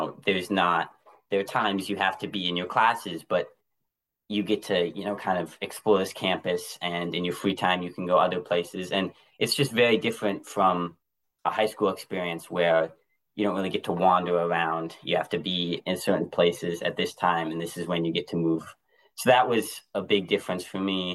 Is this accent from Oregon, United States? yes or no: no; Randolph, Vermont, United States; I've spent pretty much my whole life in my hometown of Randolph